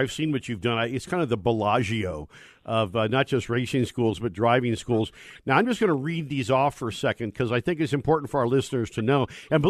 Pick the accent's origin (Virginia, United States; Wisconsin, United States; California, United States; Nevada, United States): California, United States; Northern; moved away; I hail from Northern California